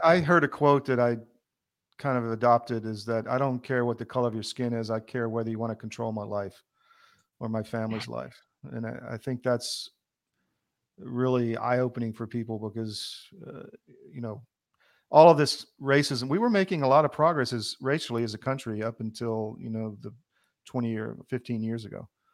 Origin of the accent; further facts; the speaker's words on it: the South, United States; accent: Southern; I was from the South. I took crap for having a Southern accent